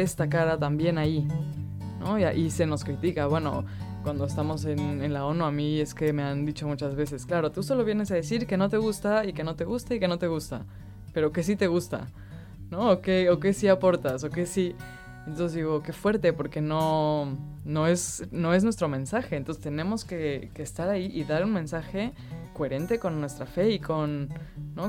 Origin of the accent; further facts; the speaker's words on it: Mexico; yo soy mexicana